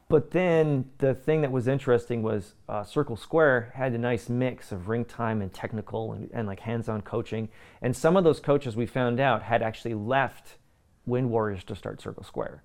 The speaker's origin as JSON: {"language": "English", "country": "Canada", "said": "I'm from Canada."}